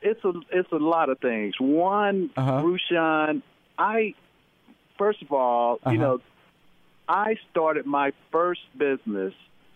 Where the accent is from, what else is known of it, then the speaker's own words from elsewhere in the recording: Denton, Texas, United States; I grew up in Denton, Texas, you know, small town.